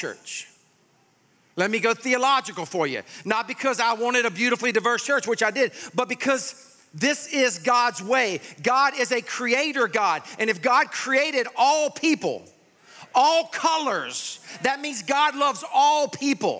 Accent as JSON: {"language": "English", "town": "Sumter", "region": "South Carolina", "country": "United States", "tie": "born or raised there", "said": "I grew up in Sumter, South Carolina."}